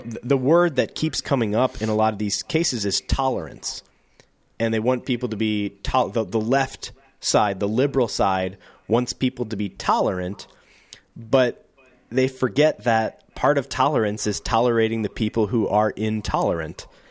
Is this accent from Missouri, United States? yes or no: yes; St. Louis, Missouri, United States; I'm from Saint Louis, which is, in terms of big cities, a small, big city. And I grew up outside of the city in, in, in the county that surrounds it